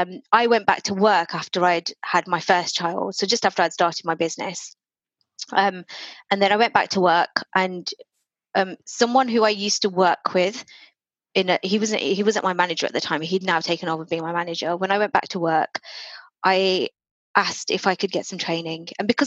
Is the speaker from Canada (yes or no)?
no; India; as an Indian, you don't buy your own house.